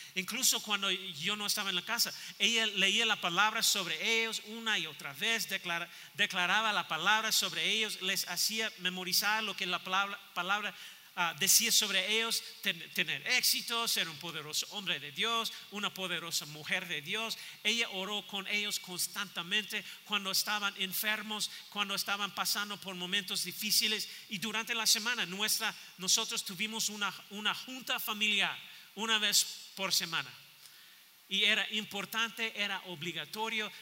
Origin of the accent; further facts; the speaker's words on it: United States; Spanish is a second language; moved away as an adult; now in Mexico; sobre mi país natal